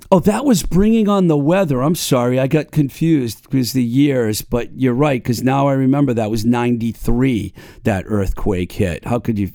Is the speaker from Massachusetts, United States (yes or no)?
yes; Webster, Massachusetts, United States; my hometown of Webster